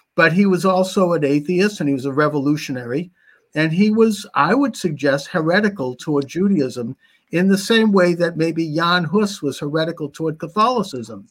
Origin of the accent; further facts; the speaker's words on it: Boston, Massachusetts, United States; growing up in Boston